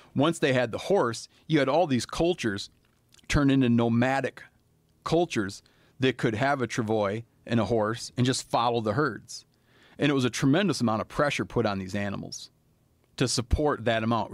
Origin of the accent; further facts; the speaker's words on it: Michigan, United States; My home state of Michigan